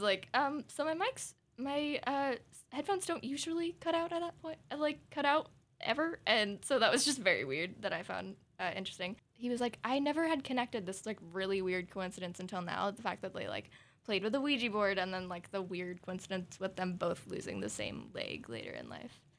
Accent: Southern Oregon, United States; we're from Southern Oregon

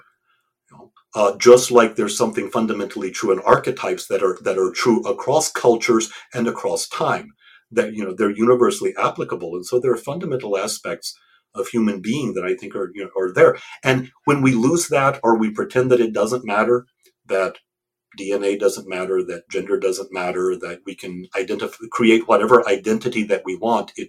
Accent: United States; I'm an American, I speak English.

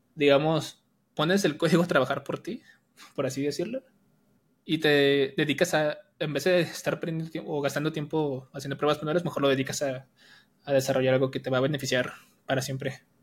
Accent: Jalisco, Mexico; also born or lived in Colima, Mexico; now in Guadalajara, Mexico; Yo nací en Jalisco, pero me fui a vivir a Colima. Entonces estaba en Colima

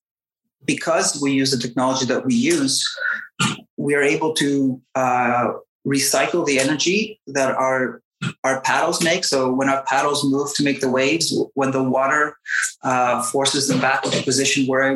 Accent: Canada; first language English; moved away as an adult; now in Basque Country, Spain; I grew up most of my life in Canada, so my mother tongue is English

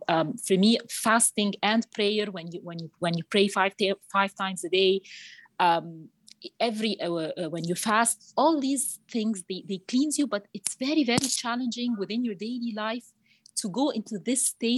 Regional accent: Cairo, Cairo Governorate, Egypt; I'm 38 years old. I'm from Egypt, Cairo.

